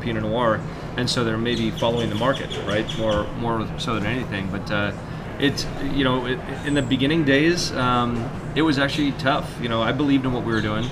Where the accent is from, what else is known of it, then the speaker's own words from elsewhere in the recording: United States; I'm an American